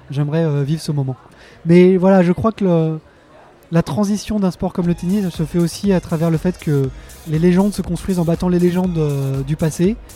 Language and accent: French; Lyon, Auvergne-Rhône-Alpes, France; Alors en tant que Lyonnais et fan de tennis